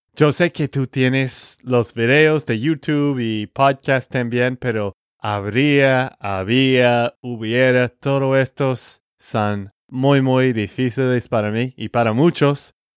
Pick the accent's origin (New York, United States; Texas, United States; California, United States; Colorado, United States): Texas, United States; de Texas, Estados Unidos.